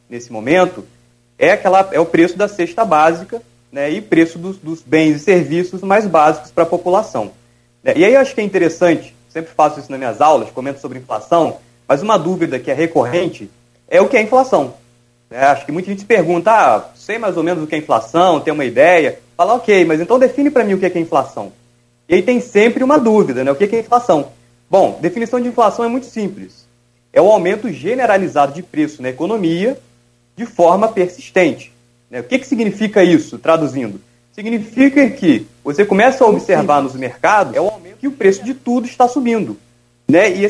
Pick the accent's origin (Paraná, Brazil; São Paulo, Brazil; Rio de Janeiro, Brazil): Rio de Janeiro, Brazil; Espírito Santinho; sou de Espírito Santinho, ali perto de Santa Maria.